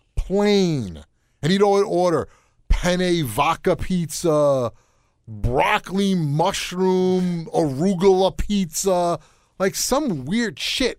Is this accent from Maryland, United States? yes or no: no; New York, United States; moved away; also born or lived in Connecticut; I grew up in New York